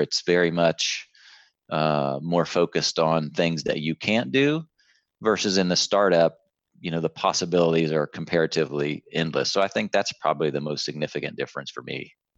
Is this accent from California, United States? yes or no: no; a hometown near Columbus, Ohio, United States; moved away as an adult; out of my hometown into Columbus, the bigger city